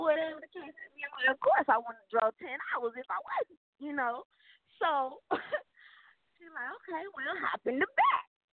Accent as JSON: {"language": "English", "town": "St. Louis", "region": "Missouri", "country": "United States", "moved": "as an adult", "lives_now": "Texas, United States", "said": "I'm from St. Louis. I just moved to Texas, like, last Friday."}